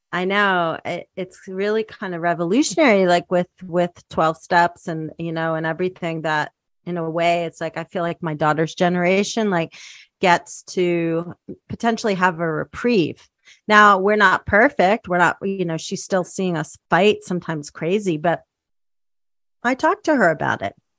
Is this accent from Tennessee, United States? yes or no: no; outside Philadelphia, Pennsylvania, United States; also born or lived in Spanish Harlem, New York City / Bucks County; I grew up outside Philly